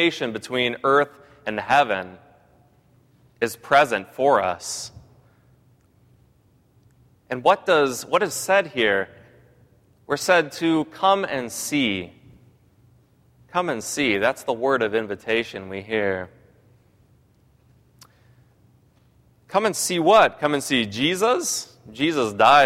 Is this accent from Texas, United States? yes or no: no; Pasco, Washington, United States; moved away; I grew up in a town that was also considered the wretched third of the Tri-Cities in Washington State.